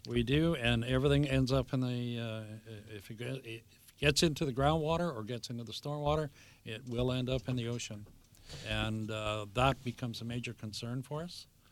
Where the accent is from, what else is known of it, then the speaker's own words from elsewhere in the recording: Vancouver, British Columbia, Canada; I grew up in Vancouver at seventeenth and, uh, Canby